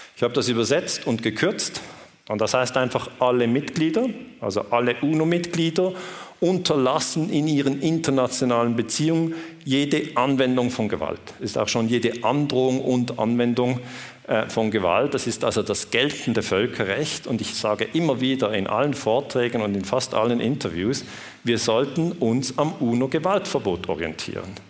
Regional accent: Switzerland; accent: Swiss; ich komme aus der Schweiz, ich spreche mit diesem Schweizer Akzent

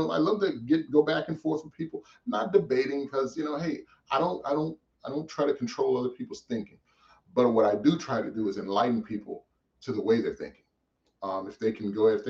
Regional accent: St. Louis, Missouri, United States; also born or lived in Massachusetts / Nebraska; I was born in Massachusetts and I grew up in St. Louis

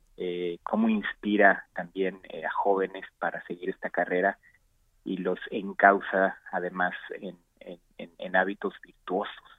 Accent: Mexico; also born or lived in Mexico City, Mexico / The Hague, Netherlands / Amsterdam, Netherlands; regresé a México aproximadamente por 2009 a, trabajar en mi país

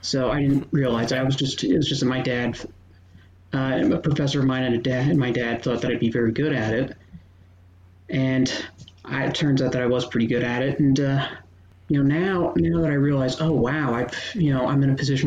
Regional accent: New Jersey, United States; I am 25 from New Jersey

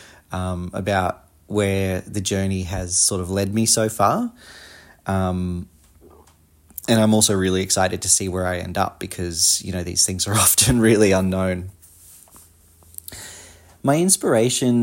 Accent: Australia; accent: Australian; I'm obviously an Australian, if you can't tell by my accent

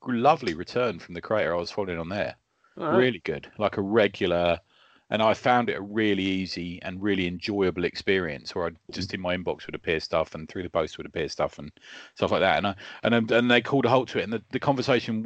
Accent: United Kingdom; we're British

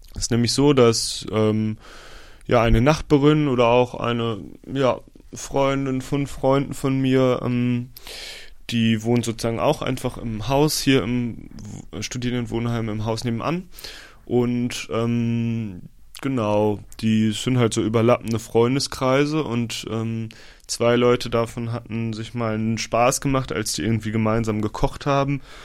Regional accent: Osnabrück, Lower Saxony, Germany; moved away; in meiner Heimat Osnabrück

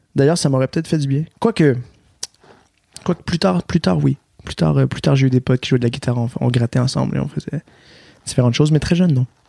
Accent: Quebec, Canada; accent: Québécois; j'ai un accent québécois, donc je viens, je viens du Québec

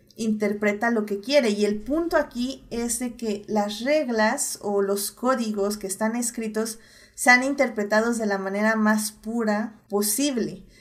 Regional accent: Mexico

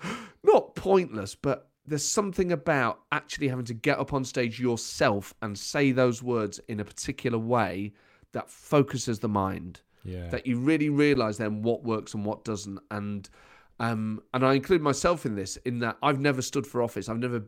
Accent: Nottingham, East Midlands, United Kingdom; born or raised there

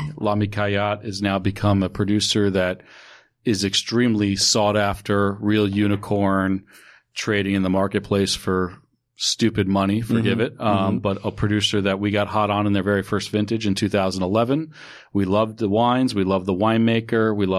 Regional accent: New York, United States; So, I grew up in New York.

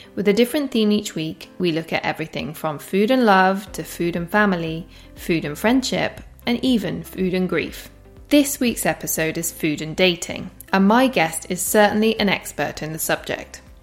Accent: Shepley, Yorkshire and the Humber, United Kingdom; I'm from Shepley

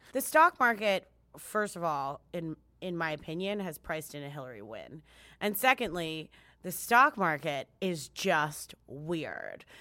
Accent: United States; as an American, just as this gringa right here, this gringa Dominicana

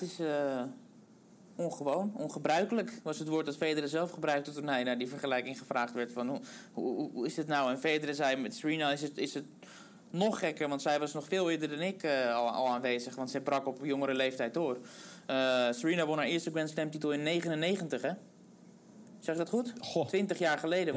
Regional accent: Netherlands; ons als Nederlanders

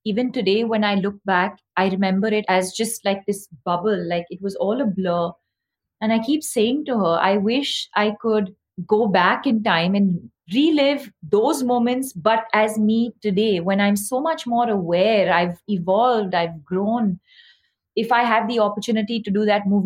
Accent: South India, India; because I came from South India and I had a very specific sort of accent, which I've had to work on, you know, over the years.

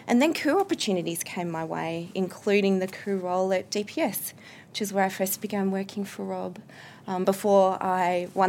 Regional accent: Canberra, Australian Capital Territory, Australia; I was from Canberra

